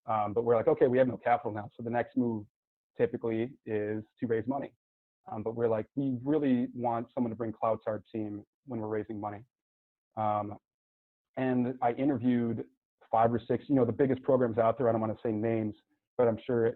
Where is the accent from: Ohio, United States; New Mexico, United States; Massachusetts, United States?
Ohio, United States; Cleveland; moved away; also born or lived in San Diego; I'm from Cleveland, that's where I'm initially from before I was sent out to San Diego.